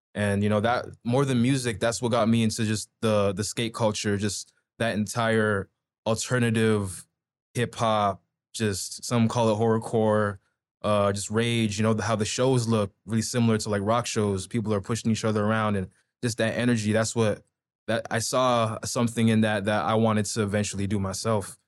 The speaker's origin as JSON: {"language": "English", "town": "Toronto", "region": "Ontario", "country": "Canada", "tie": "born or raised there", "also_born_or_lived": "Pickering, Ontario / Durham Region", "moved": "yes", "lives_now": "Ajax, Canada", "said": "when I was in Scarborough, I was, like, what, like, Midland and Finch, so damn near on the Markham ends"}